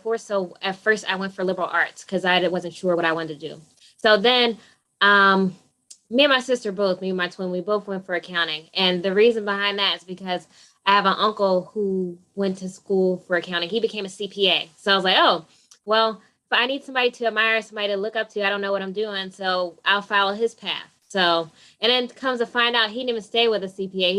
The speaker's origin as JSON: {"language": "English", "town": "Pennsauken", "region": "New Jersey", "country": "United States", "tie": "born or raised there", "said": "I grew up in Pennsauken, New Jersey."}